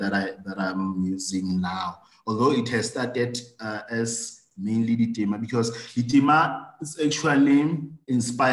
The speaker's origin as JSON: {"language": "English", "town": "Parys", "region": "Free State", "country": "South Africa", "tie": "born or raised there", "said": "I'm based in my hometown of Tumahole in Paris. It's in the Free State"}